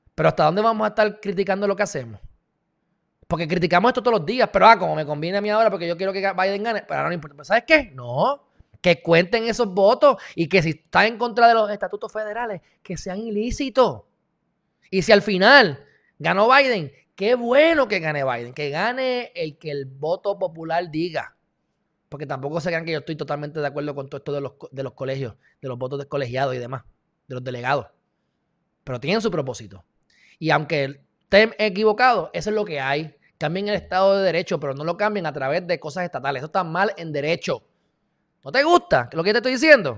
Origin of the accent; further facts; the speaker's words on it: Puerto Rico; yo soy de Puerto Rico